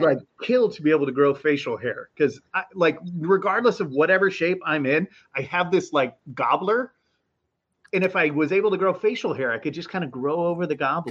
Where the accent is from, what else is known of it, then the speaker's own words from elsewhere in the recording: Anaheim, California, United States; moved away; I was born in Anaheim